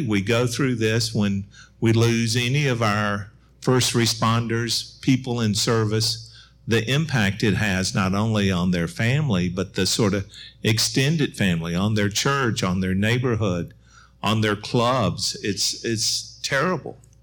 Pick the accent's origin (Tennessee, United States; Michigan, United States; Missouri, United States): Tennessee, United States; Murfreesboro; I grew up in Murfreesboro, so just across the way.